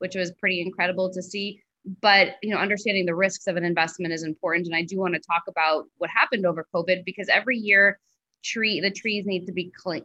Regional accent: New York, United States; moved away as an adult; also born or lived in Nicaragua; now in Belize; I grew up in New York

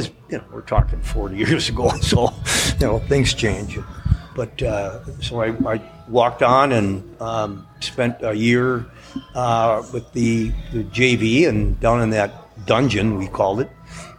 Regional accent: Minnesota, United States; We're all from Minnesota.

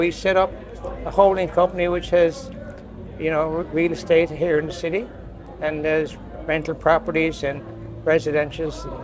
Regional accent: St. John's, Newfoundland and Labrador, Canada; also born or lived in Nova Scotia; I was born in St. John's and grew up in St. John's

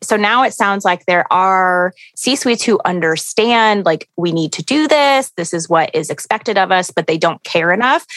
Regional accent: Houston, Texas, United States; I grew up in Houston where there are hurricanes all the time

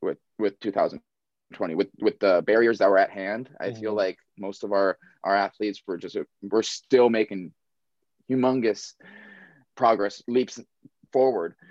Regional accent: Maui, Hawaii, United States; moved away; I was born and raised on Maui.

